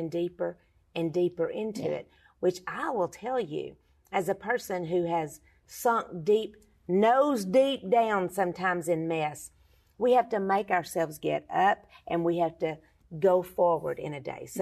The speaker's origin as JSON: {"language": "English", "region": "Texas", "country": "United States", "tie": "born or raised there", "said": "when you're from Texas"}